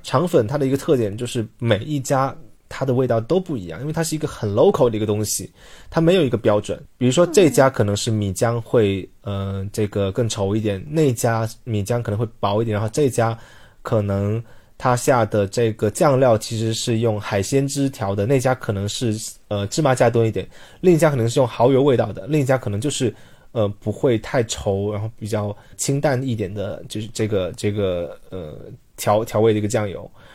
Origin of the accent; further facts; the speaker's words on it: Guangdong, China; now in Beijing, China; 我是潮汕人